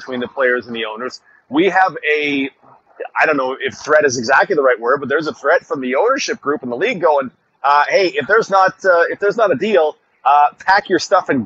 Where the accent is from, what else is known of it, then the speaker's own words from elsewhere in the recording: Canada; as a Canadian fan